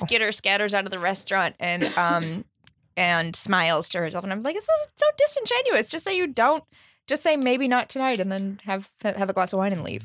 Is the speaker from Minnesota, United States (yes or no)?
yes; Minnesota, United States; also born or lived in Chicago; now in New York, United States; I grew up in Minnesota